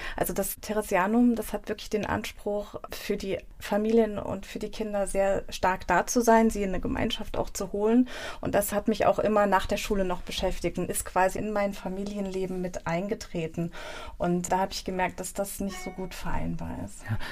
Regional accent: Nierstein, Rhineland-Palatinate, Germany; also born or lived in Mainz; in meiner Heimatstadt Nierstein

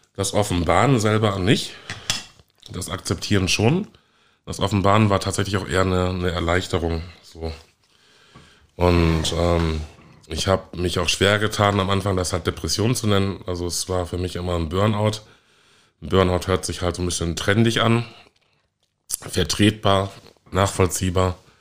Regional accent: Münster, North Rhine-Westphalia, Germany; now in Hamburg, Germany; ich komme ja ursprünglich aus Münster und habe dort viel äh, Rassismus erlebt, wurde als kleines Kind als, als Neger beschimpft

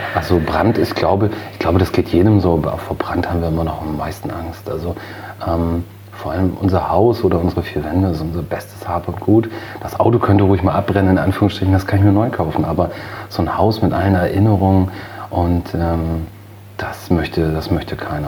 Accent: Cuxhaven, Lower Saxony, Germany; Dann haben wir zu der Zeit einen neuen Bezirksstandortfegermeister bekommen bei uns in Lüdingwort.

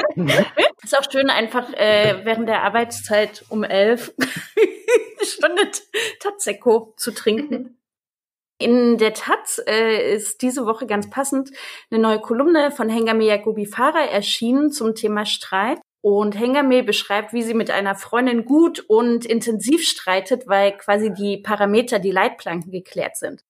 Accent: Dresden, Saxony, Germany; ich bin aus Dresden, ich bin aus Ostdeutschland

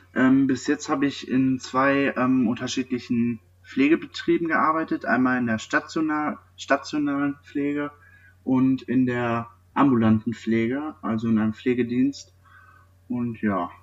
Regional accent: near Neheim, North Rhine-Westphalia, Germany; Ich komme aus der Nähe von Neheim

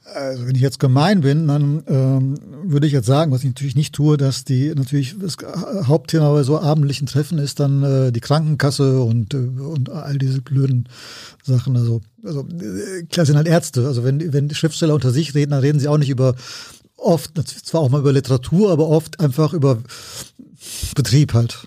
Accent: Siegen, North Rhine-Westphalia, Germany; moved away; also born or lived in Cologne; ich bin ja aufgewachsen in Siegen

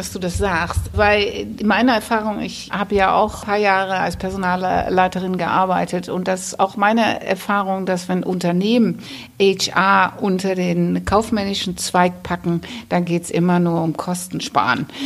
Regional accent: West Germany, Germany; now in Hamburg, Germany; Ich meine, ich bin ja auch ein Zugereister. Ich komme nicht aus dem Süden, sondern aus dem Westen. Aber nichtsdestotrotz, nach 25 Jahren Hamburg kann ich ja nur sagen, das war eine gute Wahl.

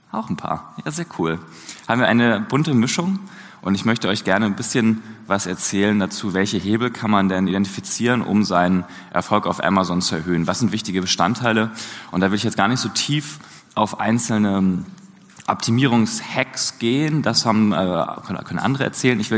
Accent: Hamburg, Germany; Und ich komme genauso wie Ronny aus Hamburg.

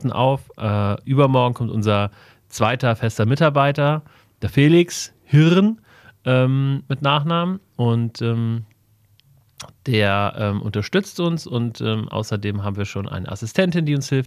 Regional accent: Wiesbaden, Hesse, Germany; born there; Ich bin in Wiesbaden geboren. Wir sitzen gerade in Wiesbaden.

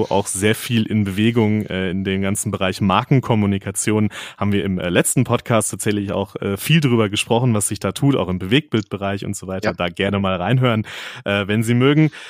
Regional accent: North Rhine-Westphalia, Germany; Sie reden mit einem typischen westdeutschen Landei. Ich komme nämlich, ich komme nämlich aus Nordrhein-Westfalen

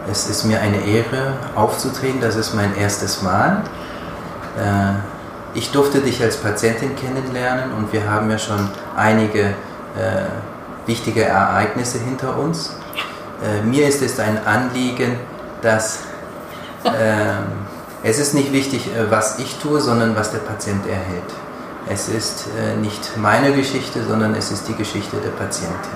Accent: Aachen, North Rhine-Westphalia, Germany; now in South Korea; mit sieben bin ich dann mit meinen Eltern nach äh, Aachen gekommen. Mein Vater hat dort promoviert. Da bin ich zur Schule gegangen, ins Gymnasium, zurückgekehrt nach Korea

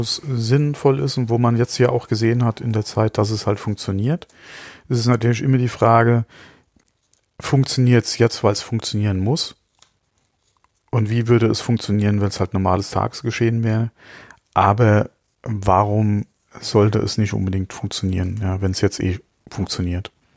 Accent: Germany; bei uns in Deutschland

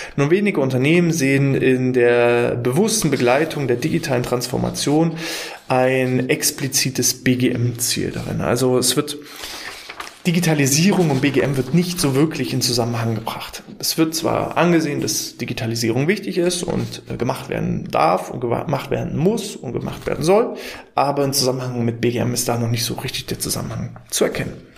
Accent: Mecklenburg-Vorpommern, Germany; wir kommen aus MV, aus Mecklenburg-Vorpommern.

